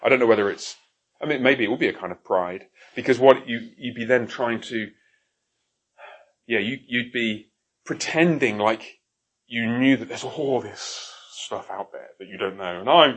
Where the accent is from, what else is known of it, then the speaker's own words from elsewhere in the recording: Coventry, West Midlands, United Kingdom; also born or lived in Haltwhistle, England; I was born up there, moved to Coventry when I was very young. Coventry is I'm afraid to say, rather ugly town in the Midlands